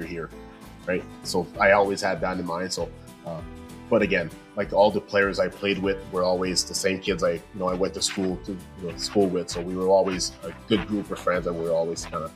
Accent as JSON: {"language": "English", "town": "La Prairie", "region": "Quebec", "country": "Canada", "tie": "born or raised there", "said": "my hometown in La Prairie in Montreal, close to Montreal there."}